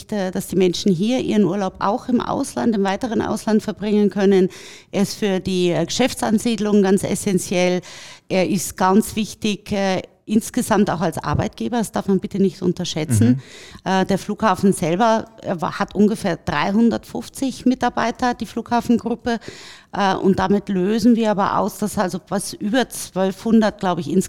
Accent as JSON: {"language": "German", "town": "Tegernsee", "region": "Bavaria", "country": "Germany", "tie": "born or raised there", "said": "äh, na, ich bin in den Bergen groß geworden am Tegernsee."}